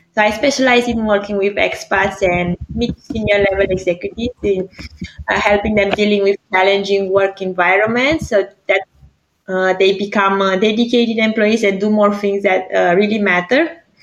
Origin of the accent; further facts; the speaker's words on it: Greece; moved away as an adult; also born or lived in Romania; now in Zurich, Switzerland; for school and studies, I went back to Greece. I'm half Greek, half Romania